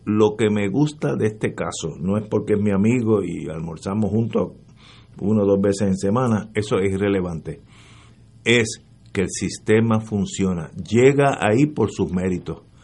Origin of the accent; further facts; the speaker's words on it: Puerto Rico; como puertorriqueño